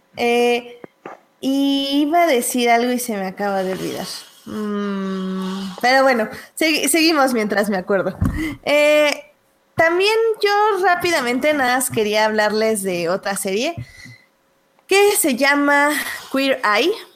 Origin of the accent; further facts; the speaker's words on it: Mexico; nosotros como buenos mexicanos